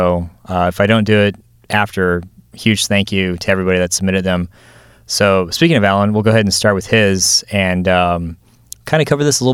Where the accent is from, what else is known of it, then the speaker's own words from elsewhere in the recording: Arizona, United States; I'm from Arizona too